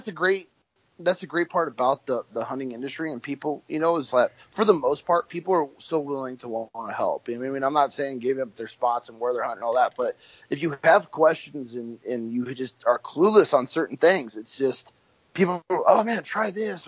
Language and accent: English; California, United States; And so here I come from California, flatlander